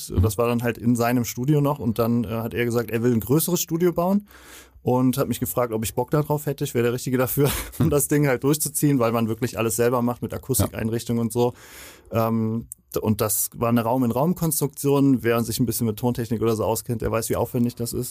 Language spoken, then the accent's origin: German; Andernach, Rhineland-Palatinate, Germany; Ich komme aus Andernach, äh, das ist in der Nähe von Koblenz, so 20 Kilometer entfernt ungefähr.